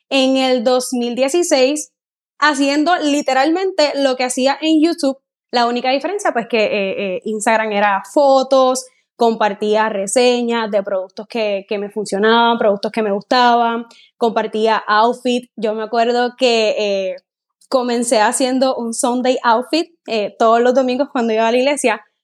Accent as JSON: {"language": "Spanish", "town": "Guayama", "country": "Puerto Rico", "said": "una chica puertorriqueña, soy de Puerto Rico. Tengo 26 años de edad, aunque a la mayoría de las personas les digo que tengo 27."}